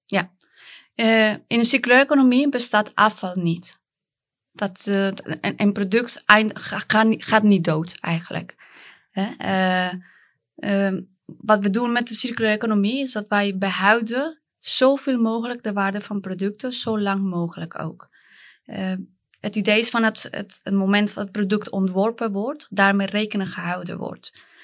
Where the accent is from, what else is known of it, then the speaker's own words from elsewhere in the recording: Colombia; Dutch is a second language; moved away as an adult; now in Netherlands; ik kom uit Colombia